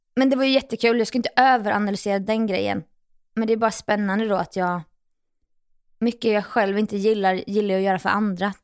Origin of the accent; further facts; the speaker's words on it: Jönköping, Jönköping County, Sweden; moved away as an adult; now in Stockholm, Sweden; mina egna gamla fotspår hemma i Jönköping